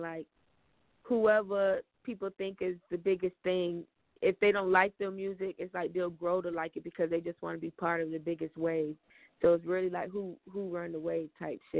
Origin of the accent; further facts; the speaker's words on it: Fort Myers, Florida, United States; moved away as an adult; also born or lived in Atlanta; I'm from Fort Myers, Florida, Lee County.